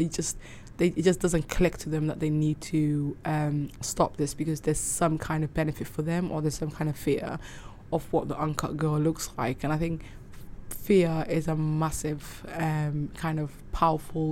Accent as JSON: {"language": "English", "town": "Cardiff", "region": "Wales", "country": "United Kingdom", "tie": "born or raised there", "also_born_or_lived": "Somaliland / Manchester / Dubai", "said": "So when I was growing up in Cardiff"}